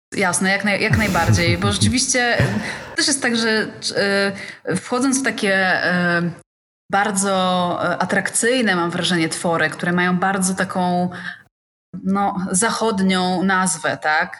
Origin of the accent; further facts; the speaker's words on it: Gdańsk, Pomeranian Voivodeship, Poland; now in Gdynia, Poland; Ja akurat jestem z Gdańska